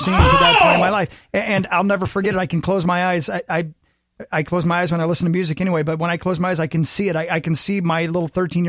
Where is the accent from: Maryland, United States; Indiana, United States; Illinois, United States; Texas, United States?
Indiana, United States; Union City; moved away; also born or lived in Ohio; It's on literally the state line of Ohio and Indiana run through my hometown.